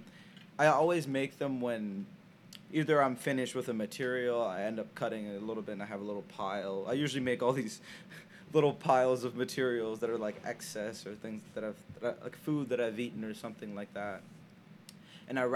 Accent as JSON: {"language": "English", "country": "Senegal", "tie": "born or raised there", "moved": "yes", "lives_now": "United States", "said": "I grew up in Senegal, West Africa"}